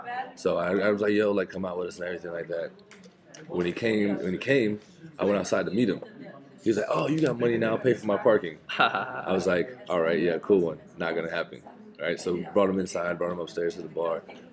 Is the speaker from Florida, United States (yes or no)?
yes; Jacksonville, Florida, United States; the Jags, my hometown team.